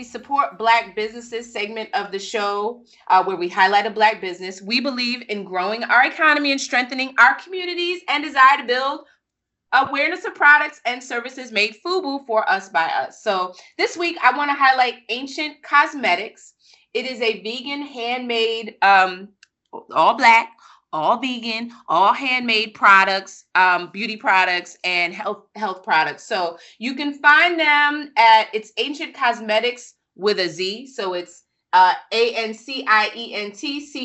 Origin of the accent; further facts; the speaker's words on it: New York, United States; I grew up on the East Coast. I grew up in New York